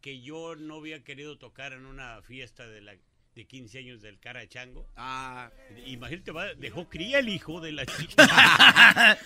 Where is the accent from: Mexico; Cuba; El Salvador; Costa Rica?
Mexico; Arandas, Jalisco; yo soy de Arandas, Jalisco